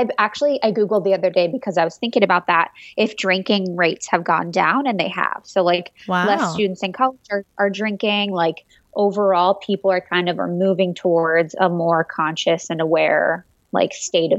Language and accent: English; Midwest, United States; I'm from the Midwest.